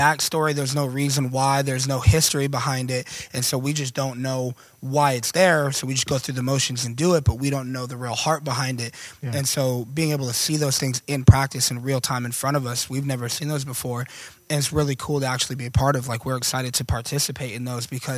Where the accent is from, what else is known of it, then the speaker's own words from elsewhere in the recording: Orlando, Florida, United States; moved away; we're from Orlando